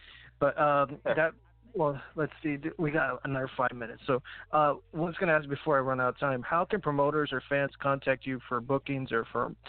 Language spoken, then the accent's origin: English; Corpus Christi, Texas, United States; Corpus Christi, Texas, my hometown.